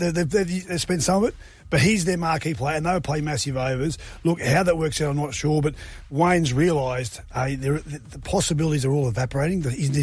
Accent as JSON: {"language": "English", "region": "Queensland", "country": "Australia", "tie": "born or raised there", "also_born_or_lived": "Tenterfield, New South Wales", "said": "Yeah, well, I was conceived in Queensland, born in New South Wales, but she rushed me back across the border as soon as I was born to make sure the oxygen didn't infect my lungs."}